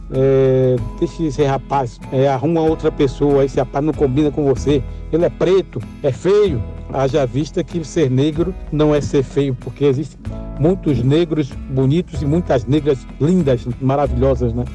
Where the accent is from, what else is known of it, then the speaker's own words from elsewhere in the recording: Itaparica, Bahia, Brazil; also born or lived in Salvador, Bahia; now in São Paulo, Brazil; nasci em Salvador, na Bahia, e me criei na ilha de Itaparica e moro em São Paulo